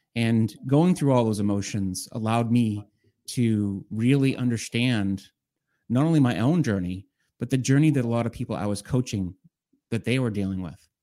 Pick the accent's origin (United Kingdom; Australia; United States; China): United States; Boston, Massachusetts; I'm from Boston, uh, in the Boston area, uh, in Massachusetts